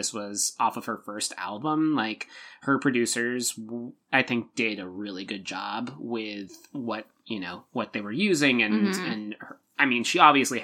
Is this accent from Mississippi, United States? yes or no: no; Vermont, United States; In school, growing up in Vermont